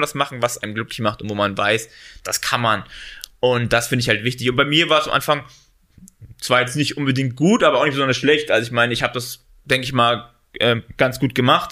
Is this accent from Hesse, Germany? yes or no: yes; Central Hesse, Germany; moved away as an adult; now in Düsseldorf, Germany; ich komme ursprünglich, äh, sagen Gießen, äh, Hessen, also sagen Marburg, Mittelhessen, da komme ich ursprünglich her